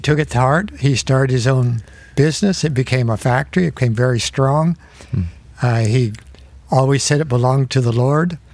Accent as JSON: {"language": "English", "town": "Fort Recovery", "region": "Ohio", "country": "United States", "tie": "born or raised there", "said": "I grew up in Fort Recovery, Ohio, which is a little town of 1,300 close to Indiana, north of Dayton."}